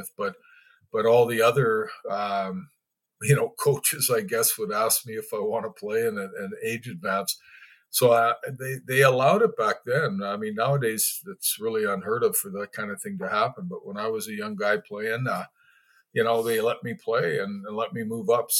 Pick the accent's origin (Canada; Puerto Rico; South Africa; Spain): Canada; Winkler, Manitoba; also born or lived in Winnipeg, Manitoba; growing up in Winkler, there weren't a lot of colored people